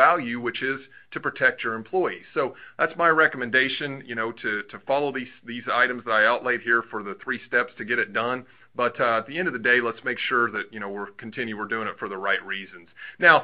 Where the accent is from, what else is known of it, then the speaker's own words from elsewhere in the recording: Southern Indiana, United States; I'm from Southern Indiana